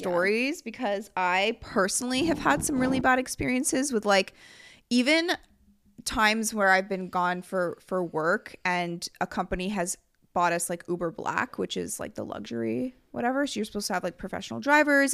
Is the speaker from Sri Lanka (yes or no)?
no; Canada; we're from Canada